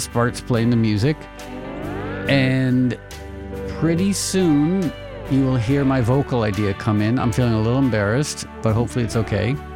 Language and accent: English; Connecticut, United States; also born or lived in New York; born in New York, grew up in Connecticut